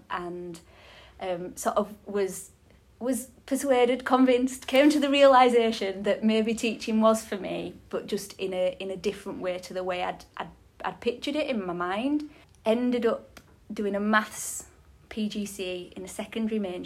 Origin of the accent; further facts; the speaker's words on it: Halifax, Yorkshire and the Humber, United Kingdom; I'm from Halifax as well